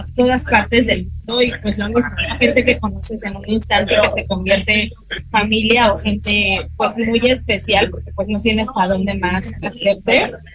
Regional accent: Mexico; soy una mexicana súper orgullosa

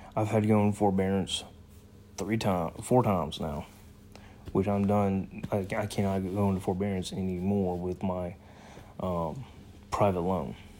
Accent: United States; I am an American

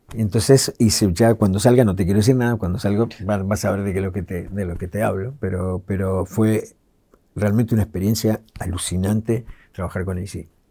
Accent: Ciudad Jardín Lomas del Palomar, Buenos Aires Province, Argentina; yo crecí en Ciudad Jardín

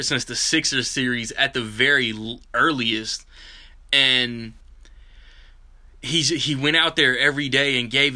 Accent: Indiana, United States; I'm from Indiana

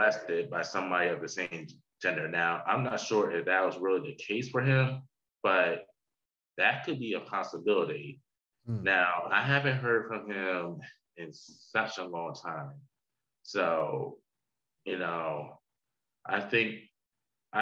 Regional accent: New Jersey, United States; old friend that I grew up with in New Jersey

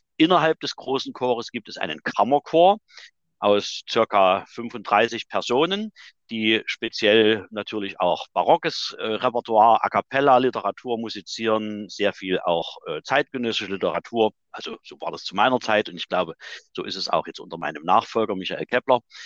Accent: Chemnitz, Saxony, Germany; Ich bin 1958 in Chemnitz geboren.

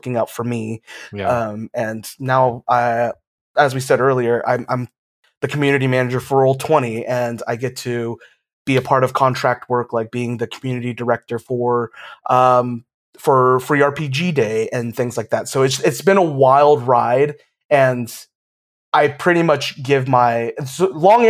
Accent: Georgia, United States; now in Florida, United States; I'm originally from Georgia

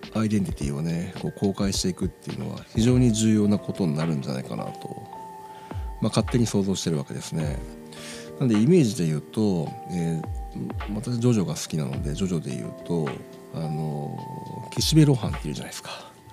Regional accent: Nagoya, Aichi, Japan; 地元名古屋

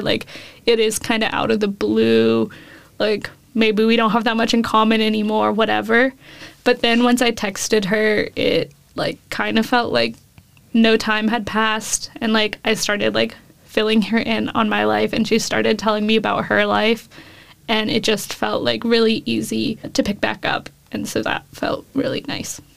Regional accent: Davis, California, United States; moved away as an adult; now in Austin, United States; I moved from California to Texas four years ago now.

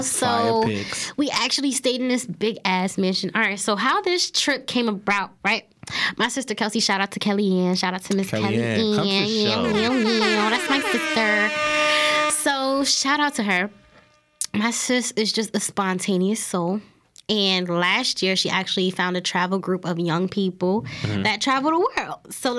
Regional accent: New Jersey, United States; Like, you know, I can't talk about it because, again, I am from South Jersey.

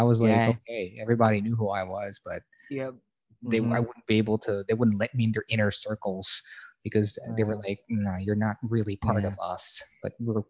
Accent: Baguio, Cordillera Administrative Region, Philippines; I'm from Baguio, and it's just part of being from that region in Manila, in the Philippines.

